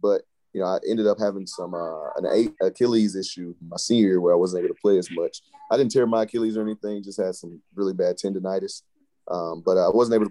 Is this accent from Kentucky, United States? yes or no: no; North Carolina, United States; I'm from North Carolina